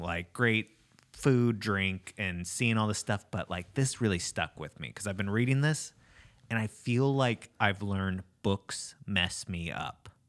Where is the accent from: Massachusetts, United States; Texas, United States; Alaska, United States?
Alaska, United States; when you're from Alaska